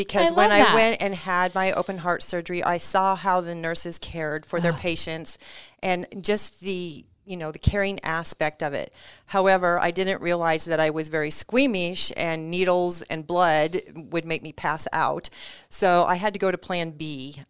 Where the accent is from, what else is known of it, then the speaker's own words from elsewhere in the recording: North Platte, Nebraska, United States; I grew up in Western Nebraska. We moved to Nebraska when I was five, and I'm the oldest of three girls.